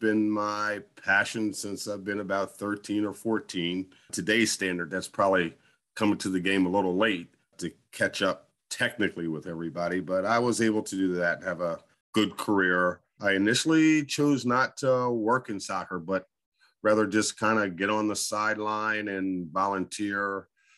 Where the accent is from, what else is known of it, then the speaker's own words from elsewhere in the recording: Coatesville, Pennsylvania, United States; Born and raised in Coatesville by a single mother. And those folks that don't know Coatesville, it's west of Philadelphia